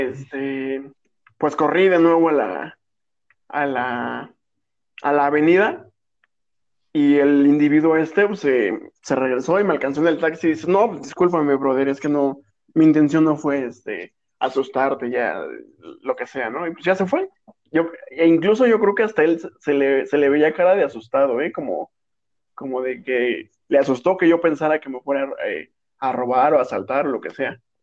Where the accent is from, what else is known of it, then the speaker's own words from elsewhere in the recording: Mexico; somos mexicanos